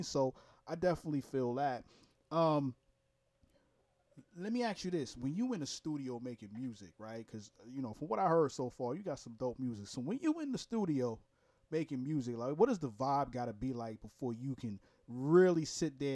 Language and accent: English; New York, United States; now in Jacksonville, United States; I'm from Brooklyn, New York originally. I just live in Florida